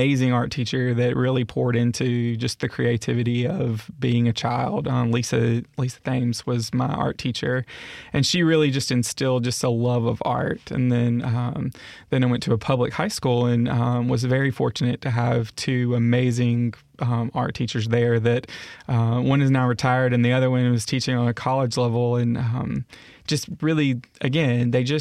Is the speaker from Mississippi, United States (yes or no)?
yes; Laurel, Mississippi, United States; also born or lived in Meridian, Mississippi / Southeast US / Fairhope, Alabama; growing up in Laurel was, it was such a cool experience